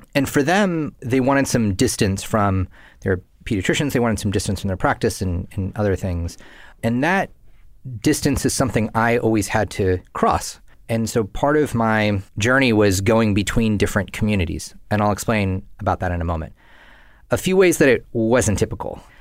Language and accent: English; Northern California, United States; I grew up in Northern California to Indian immigrant parents